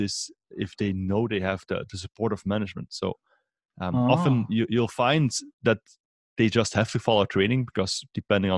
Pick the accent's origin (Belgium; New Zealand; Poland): Belgium; from Belgium